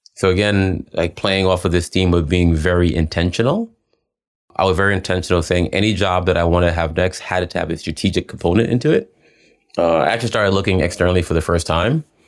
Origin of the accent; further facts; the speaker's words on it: New York City, New York, United States; moved away as an adult; also born or lived in Switzerland / London, United Kingdom; I grew up in New York, most of, you know, and being a kid from the Bronx